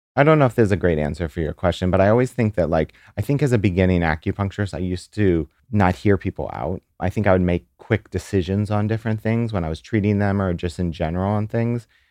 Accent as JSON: {"language": "English", "town": "St. Louis", "region": "Missouri", "country": "United States", "moved": "yes", "lives_now": "New York, United States", "said": "I'm from Saint Louis"}